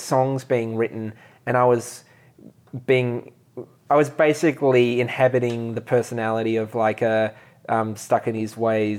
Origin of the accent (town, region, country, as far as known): Australia; born or raised there